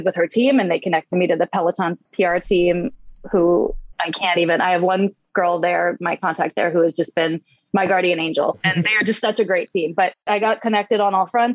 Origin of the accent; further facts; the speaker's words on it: San Francisco, California, United States; I'm in the Bay Area. I was born and raised in San Francisco